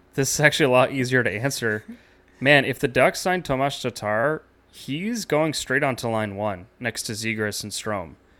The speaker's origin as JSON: {"language": "English", "country": "United States", "said": "as an American basketball fan"}